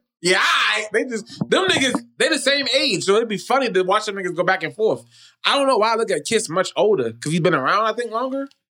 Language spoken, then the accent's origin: English; the East, East Coast, United States; I'm from the East, nigga.